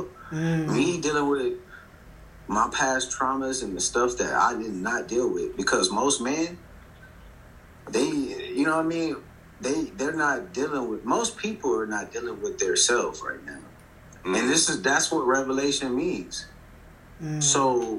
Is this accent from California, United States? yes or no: yes; Compton, California, United States; I come from Compton, California